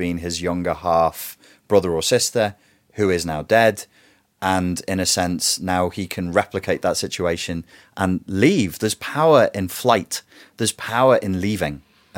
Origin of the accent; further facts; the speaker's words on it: Wirral, North West England, United Kingdom; I'm not a royalist. I'm from the Wirral and from a working class family.